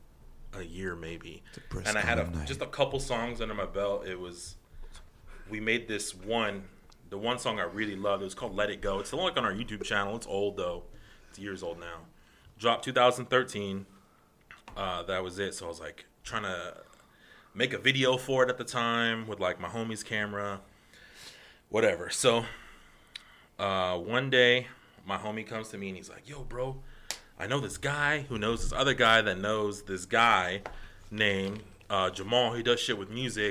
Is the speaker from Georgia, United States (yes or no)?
no; Guadalupe, Arizona, United States; I'm from Guadalupe, Arizona.